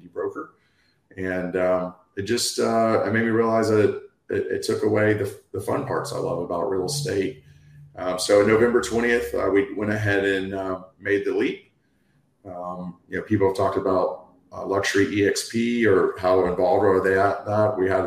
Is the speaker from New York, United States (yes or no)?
no; Destin, Florida, United States; I was born and raised in this area